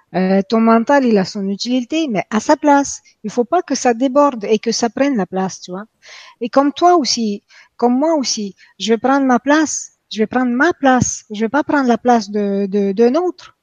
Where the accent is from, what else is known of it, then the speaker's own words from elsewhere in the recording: Quebec, Canada; moved away as an adult; now in France; depuis que je suis venue ici en France, hein, en passant je viens de Québec, donc depuis que je viens, euh, je vis en France